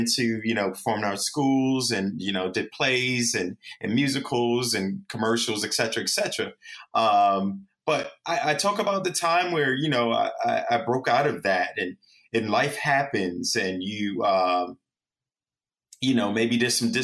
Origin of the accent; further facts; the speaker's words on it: New York City, New York, United States; I was born and raised in the Bronx, New York